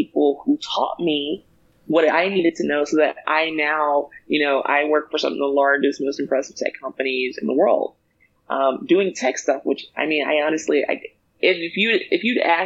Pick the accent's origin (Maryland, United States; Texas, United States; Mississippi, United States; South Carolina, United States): Mississippi, United States; moved away as an adult; also born or lived in Tennessee / Chicago; now in Bay Area, California, United States; I'm originally a Southerner through and through. So I collectively will say that I'm from Mississippi or Tennessee, but that's because they're like 5 minutes from each other